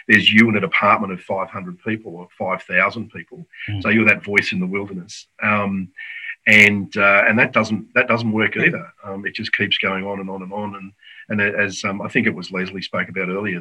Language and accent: English; South Australia, Australia; I'm from South Australia